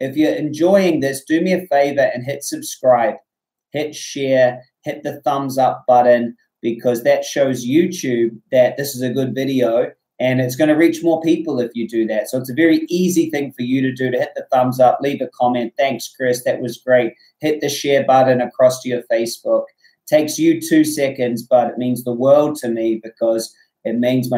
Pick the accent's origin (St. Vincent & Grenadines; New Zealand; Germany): New Zealand; I'm from New Zealand